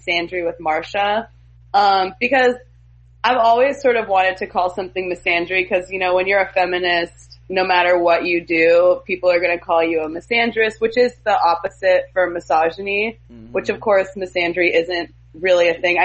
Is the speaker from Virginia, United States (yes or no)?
no; Oklahoma, United States; I grew up in Oklahoma